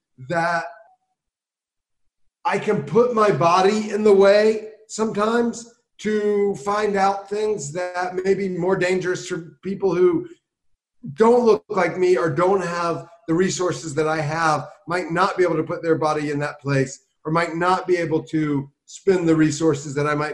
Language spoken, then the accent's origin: English; South Carolina, United States; I grew up in South Carolina, I got arrested for weed 3 times by the time I was 19.